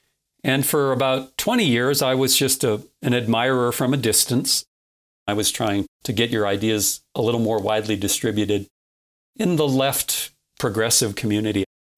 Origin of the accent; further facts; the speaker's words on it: North Dakota, United States; even though I'm from North Dakota, I'm not a farm kid. I grew up in town. I didn't know anything about farming